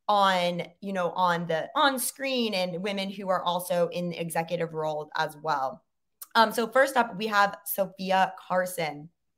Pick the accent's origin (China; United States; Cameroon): China; cause I grew up in China.